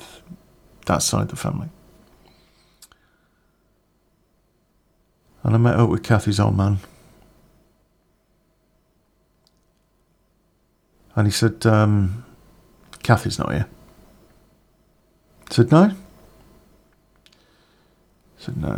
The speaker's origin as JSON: {"language": "English", "town": "Coventry", "region": "West Midlands", "country": "United Kingdom", "said": "I came from Coventry"}